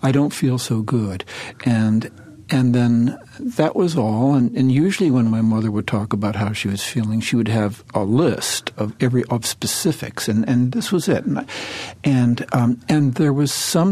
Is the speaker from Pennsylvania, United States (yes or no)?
no; Cleveland, Ohio, United States; I was raised in Cleveland